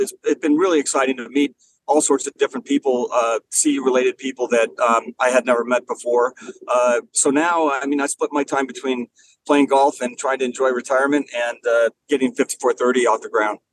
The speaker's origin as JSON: {"language": "English", "town": "Los Angeles", "region": "California", "country": "United States", "tie": "born or raised there", "moved": "yes", "said": "I grew up in Los Angeles, but my mom was from from the Denver area"}